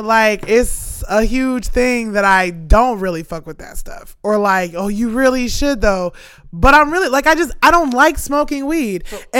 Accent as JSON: {"language": "English", "region": "New York", "country": "United States", "tie": "born or raised there", "moved": "yes", "lives_now": "Oak Park, United States"}